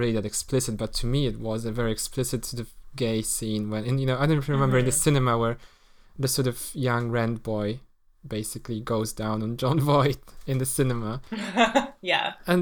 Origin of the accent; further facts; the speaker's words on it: Poland; moved away; when I grew up in Poland